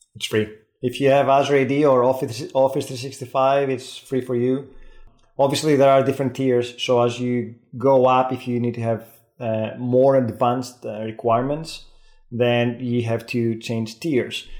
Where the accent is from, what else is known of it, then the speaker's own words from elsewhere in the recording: Greece; accent: Greek Scottish; first language Greek; English is a second language; moved away as an adult; also born or lived in Scotland; now in United Kingdom; having lived in, in the uk for 20 years you pick these things up but again it's hard to sound native and i have my greek scottish accent